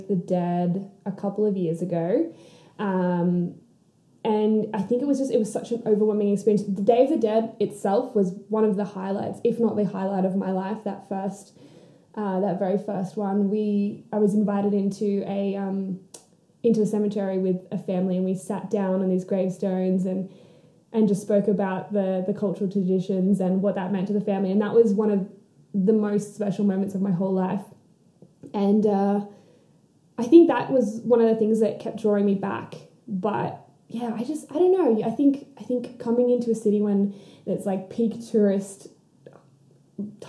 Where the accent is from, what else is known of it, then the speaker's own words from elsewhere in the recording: New South Wales, Australia; moved away as an adult; now in Mexico; I am from Australia. I am from New South Wales, which is the state where Sydney is. I grew up in a very small country town